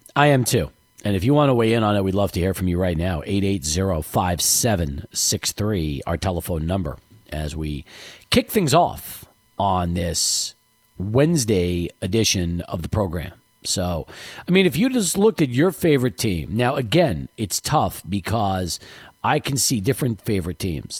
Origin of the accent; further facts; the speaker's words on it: El Paso, Texas, United States; also born or lived in New York; we moved here in 78 and I wasn't around in the 74 75 season in El Paso. I was still in New York.